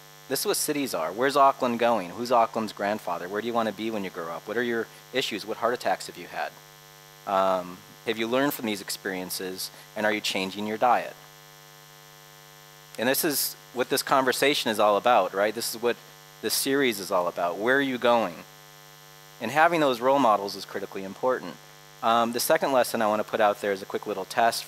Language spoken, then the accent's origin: English; Asheville, North Carolina, United States; this is Asheville, North Carolina. This is my hometown up in the Smoky Mountains